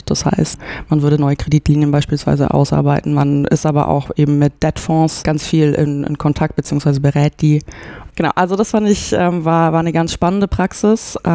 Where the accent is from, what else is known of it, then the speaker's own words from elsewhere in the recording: Nuremberg, Bavaria, Germany; also ich komme aus Nürnberg und habe dann in Erlangen Jura studiert und auch in Nürnberg mein Referendariat gemacht.